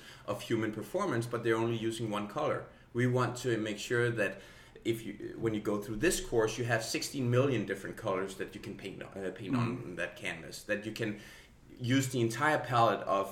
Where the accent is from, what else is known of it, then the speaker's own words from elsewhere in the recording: Denmark; I'm from Denmark